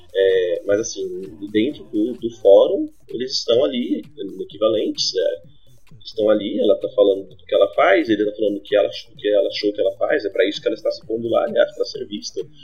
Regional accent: São Bernardo do Campo, São Paulo, Brazil; eu sou de São Bernardo

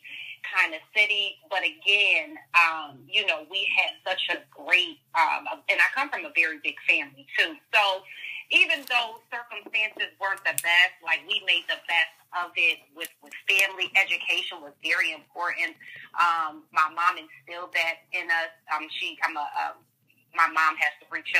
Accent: Bridgeport, Connecticut, United States; I am from Bridgeport, Connecticut

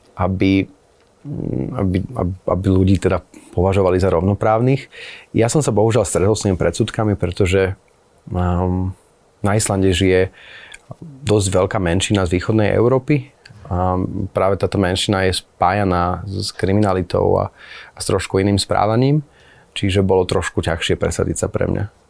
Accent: Slovakia; moved away as an adult; now in Akureyri, Iceland; už ako malý chlapec, keď som asi 13 rokov, som túžil odísť zo Slovenska

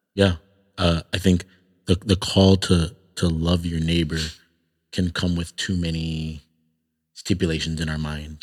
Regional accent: Toronto, Ontario, Canada; moved away; growing up in Toronto, I was around a lot more Muslims

